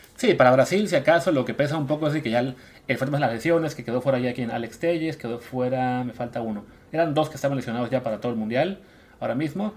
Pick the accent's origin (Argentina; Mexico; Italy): Mexico; now in Barcelona, Spain